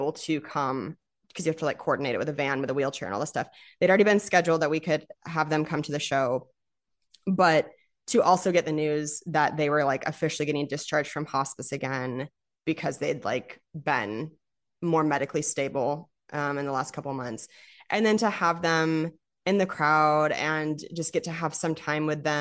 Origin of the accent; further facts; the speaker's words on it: Spokane, Washington, United States; moved away; So they were my hometown shows